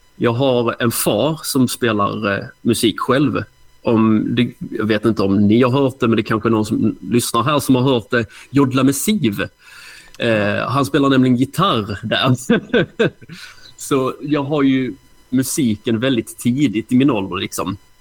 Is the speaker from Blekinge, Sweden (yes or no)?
no; Hässleholm, Skåne, Sweden; jag är från Hässleholm, så det kanske man hör på dialekten.